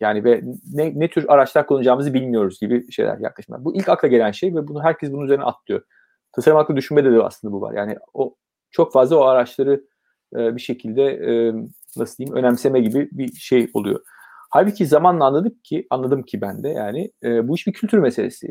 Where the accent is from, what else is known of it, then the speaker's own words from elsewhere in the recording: Ankara, Turkey; moved away as an adult; also born or lived in Izmir / Istanbul; E, ben 1970 Ankara doğumluyum. E, bir çocukluk dönemi Ankara'da geçiyor.